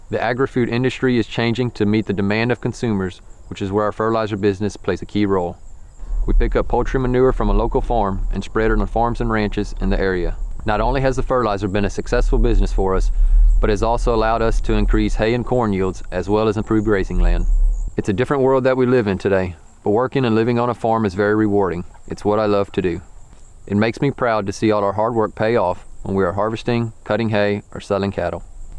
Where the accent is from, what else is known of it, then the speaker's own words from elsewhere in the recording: Whiting, Texas, United States; I'm a fifth-generation farmer. I grew up here in Whiting, Texas, on a family farm working alongside my dad and grandfather raising cattle, corn, and hay.